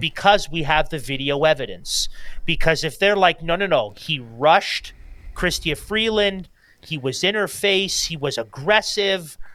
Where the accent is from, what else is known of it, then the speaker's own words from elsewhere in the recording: Canada; as a Canadian citizen